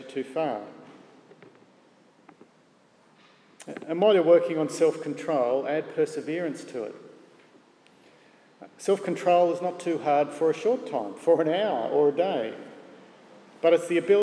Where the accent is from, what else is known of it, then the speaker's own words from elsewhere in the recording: Gosford, New South Wales, Australia; Barry was my youth group leader growing up in Gosford Presbyterian Church